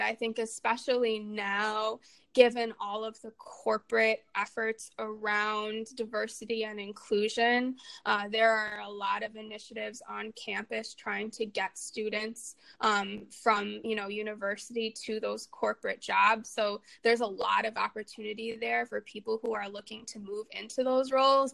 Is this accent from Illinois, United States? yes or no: yes; Chicago, Illinois, United States; growing up in Chicago, I mean, it's a really interesting experience, especially sort of the way that that I experienced my childhood there